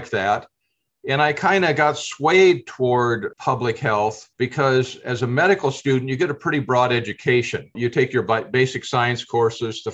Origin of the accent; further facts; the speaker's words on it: Decorah, Iowa, United States; also born or lived in Dubuque, Iowa; I've lived in Iowa my entire lifetime. I was born in Northeast Iowa in the Decorah, Iowa area, and went to high school in that area as well